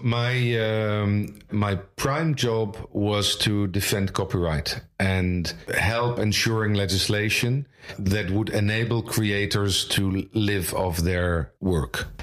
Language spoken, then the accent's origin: English; Leiden, South Holland, Netherlands; also born or lived in Amsterdam; now in The Hague, Netherlands; I was born in Amsterdam in 1967, uh, grew up in Leiden